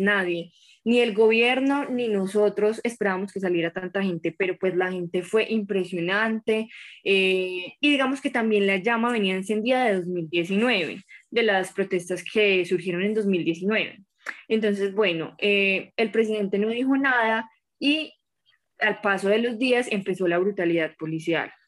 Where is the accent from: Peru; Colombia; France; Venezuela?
Colombia; also born or lived in Manizales, Caldas; soy colombiana